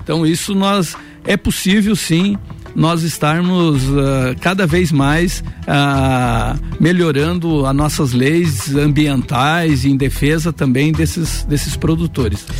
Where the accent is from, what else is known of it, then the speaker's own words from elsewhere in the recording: Anita Garibaldi, Santa Catarina, Brazil; also born or lived in Lages; minha terra natal, minha cidade, Anitta Garibaldi